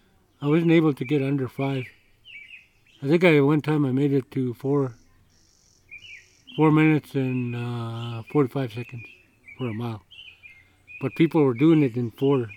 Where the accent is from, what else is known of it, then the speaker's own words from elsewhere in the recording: Kenya; And I was just like a little kid. I was like from Kenya.